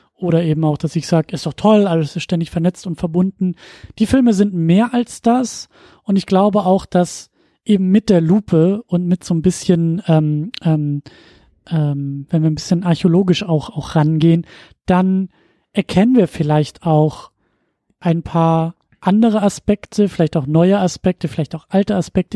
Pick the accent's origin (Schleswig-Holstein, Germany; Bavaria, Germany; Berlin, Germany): Schleswig-Holstein, Germany; Husum; moved away; in meiner Heimatstadt, Kleinstadt äh, in Husum